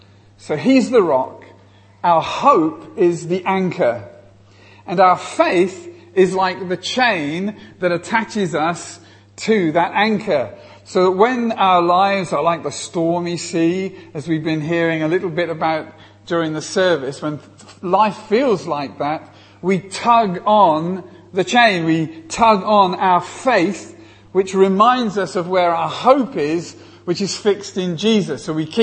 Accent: England, United Kingdom; I come all the way from England to speak to you

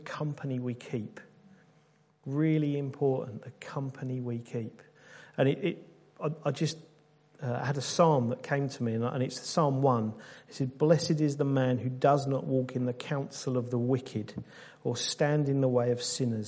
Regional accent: United Kingdom; being good British people

